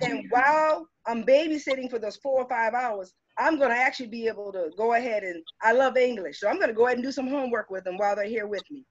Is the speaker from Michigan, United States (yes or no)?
no; Cottageville, South Carolina, United States; moved away as an adult; I'm originally from Cottageville, South Carolina. I come from uh-huh. Route One Box 439. It's a it's a dirt road